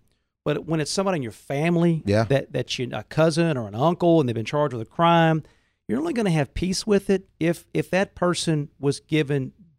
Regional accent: Goshen, Mississippi, United States; also born or lived in Pascagoula / Ocean Springs; You know, I'm from Pascagoula, so that's where the courthouse is. And that's just, you know, people know me. And I grew up in Goshen.

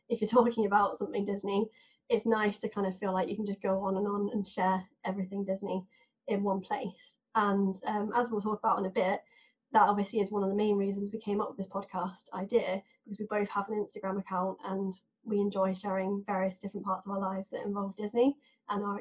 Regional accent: England, United Kingdom; accent: southern; now in Manchester, United Kingdom; I actually live in Manchester, but as you can probably tell by my accent, I'm not from the north. I used to live in the south and that's where I was born. So I'm now a city person, used to live in a seaside town.

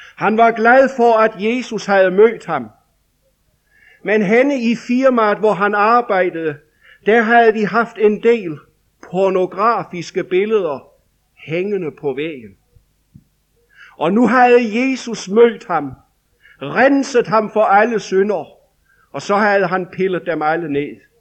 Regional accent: Denmark; I 1990 stod vi i en vækkelse over i Vestjylland hjemme i Danmark

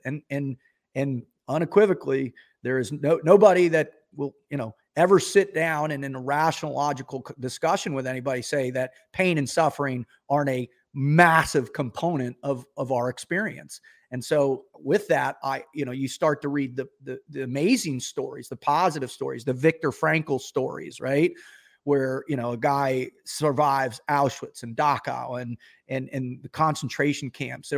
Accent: Boca Raton, Florida, United States; I grew up in Boca Raton, Florida

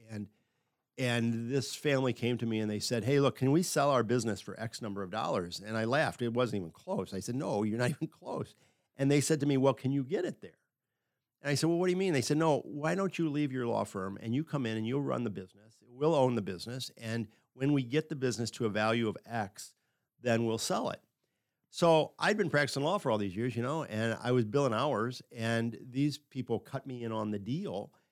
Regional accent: Affton, Missouri, United States; also born or lived in Pittsburgh / Minneapolis / Houston / Dallas; I grew up in Afton, but I went to high school in the city

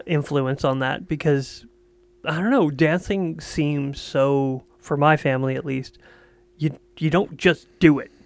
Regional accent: Quebec, Canada; I'm from Quebec.

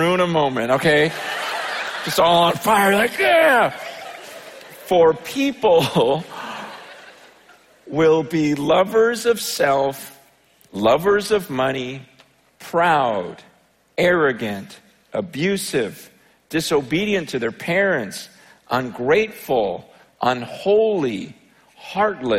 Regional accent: United States; when I grew up here in America

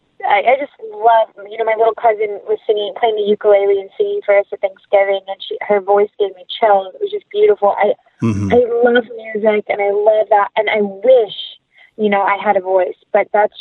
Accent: the South, United States; accent: country; I'm from the South, so it takes me one phone call to my best friend, and my country accent is there.

